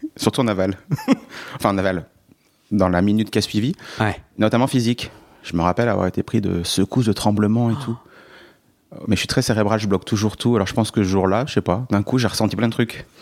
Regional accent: Allier, Bourbonnais, Auvergne-Rhône-Alpes, France; J'ai grandi dans l'Allier, dans le Bourbonnais, frontière et... creusoise, dans une ville de 40 000 habitants.

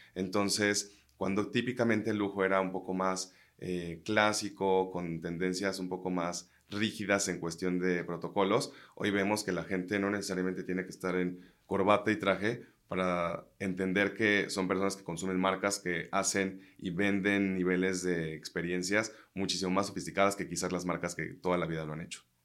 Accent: Mexico; somos muchos mexicanos mezclados entre franceses

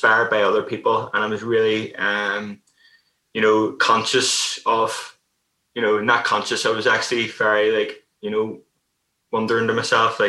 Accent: Belfast, Northern Ireland, United Kingdom; I grew up in Belfast, Northern Ireland

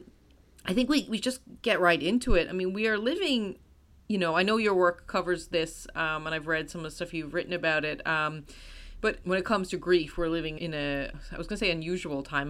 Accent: United States; as an American

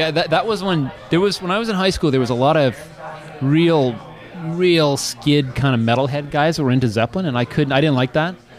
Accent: Oshawa, Ontario, Canada; moved away; also born or lived in Kingston; growing up in Oshawa

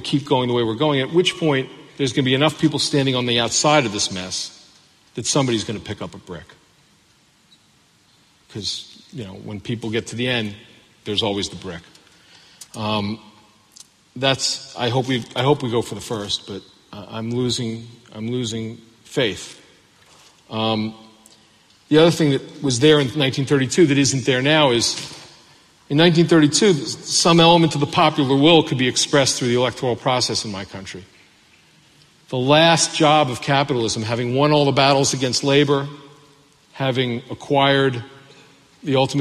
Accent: Baltimore, Maryland, United States; I'm from Baltimore

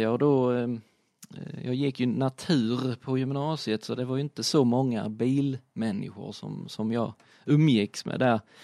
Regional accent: Bromölla, Skåne, Sweden; also born or lived in Hässleholm; hade jag en kompis hemma, hemma i Bromölla

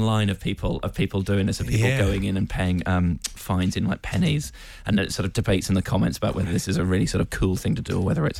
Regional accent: Tokyo, Japan; born there; I was born in Tokyo.

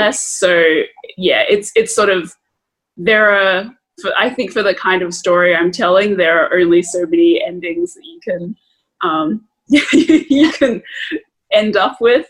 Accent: Australia; growing up in Australia

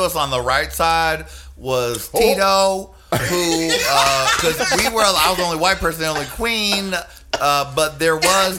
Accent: New York City, New York, United States; I'm from New York City.

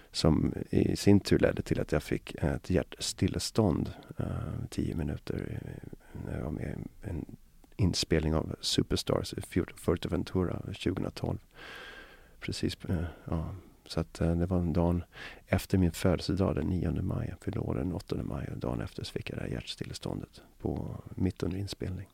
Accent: Mälarhöjden and Alby, Botkyrka, Stockholm County, Sweden; jag växte upp, ehm, dels i Mälarhöjden då när jag var liten, och sen så växte jag upp i ett Alby Botkyrka

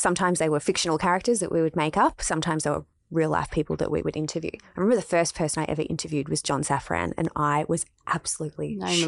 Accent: Melbourne, Victoria, Australia; Yeah, we're both from Melbourne.

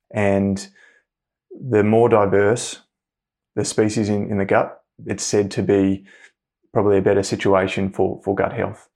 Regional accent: Hobart, Tasmania, Australia; I grew up in Hobart, Tasmania

